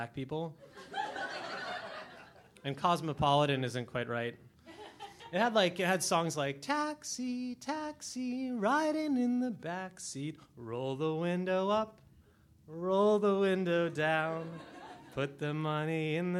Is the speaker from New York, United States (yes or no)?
yes; New York City, New York, United States; as a New Yorker